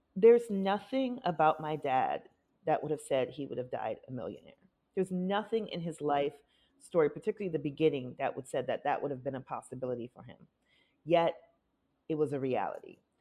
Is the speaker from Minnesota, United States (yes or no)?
yes; Minneapolis, Minnesota, United States; moved away; also born or lived in Milwaukee, Wisconsin; I was born in Milwaukee, grew up mostly in Minneapolis